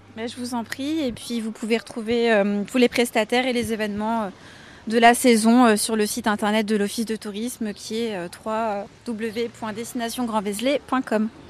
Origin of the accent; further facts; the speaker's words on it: Bolivia; also born or lived in Belgium / United States; now in France; Moi, je suis née en Bolivie, mais ma maman est belge